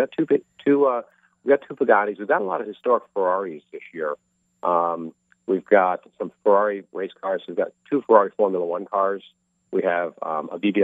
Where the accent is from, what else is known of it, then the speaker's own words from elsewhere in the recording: Syracuse, New York, United States; I grew up in Syracuse, New York